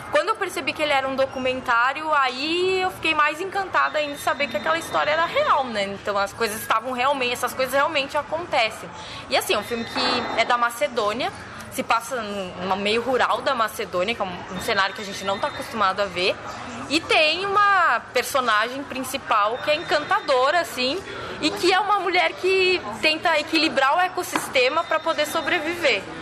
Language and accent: Portuguese; Santa Maria, Rio Grande do Sul, Brazil; Uh, sou de Santa Maria, no Rio Grande do Sul